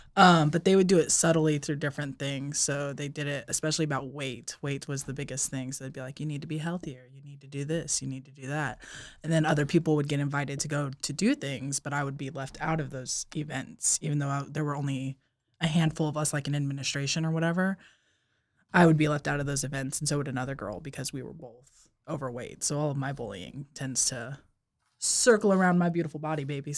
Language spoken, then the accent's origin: English; Hemet, California, United States; Southern California